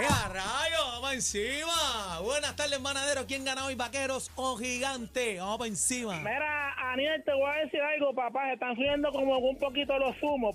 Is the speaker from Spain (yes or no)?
no; Puerto Rico; todos somos puertorriqueños.